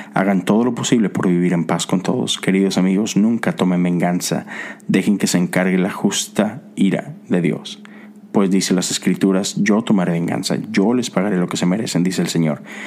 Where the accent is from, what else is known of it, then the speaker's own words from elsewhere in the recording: Mexico; moved away as an adult; now in United States; vivo acá, a pesar de que soy de México. Pero tengo casi nueve años viviendo en Estados Unidos